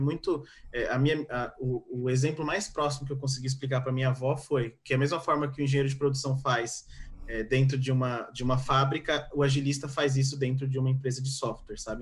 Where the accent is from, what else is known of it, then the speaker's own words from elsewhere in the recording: São Paulo, Brazil; Eu sou paulista